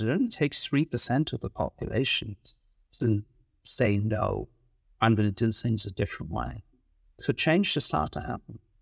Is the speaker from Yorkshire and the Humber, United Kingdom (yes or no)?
no; Wales, United Kingdom; also born or lived in London; now in Vancouver, Canada; I grew up in Wales in the U K